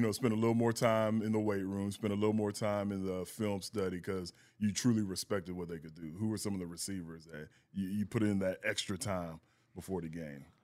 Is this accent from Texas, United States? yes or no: yes; San Antonio, Texas, United States; And I'm from San Antonio, and, you know, growing up in Texas